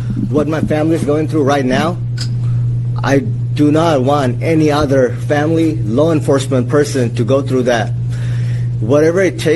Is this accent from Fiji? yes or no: yes; Fiji; English is a second language; now in United States; we are originally from Fiji Islands